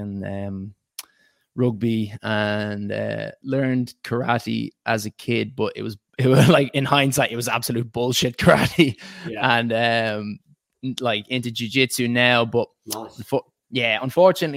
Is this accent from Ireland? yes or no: yes; Ireland; moved away as an adult; now in England, United Kingdom; I was born in Ireland and I first went to Mount Temple School